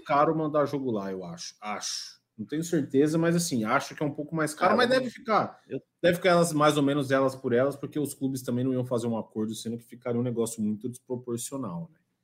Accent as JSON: {"language": "Portuguese", "town": "Campinas", "region": "São Paulo", "country": "Brazil", "said": "eu sou de Campinas"}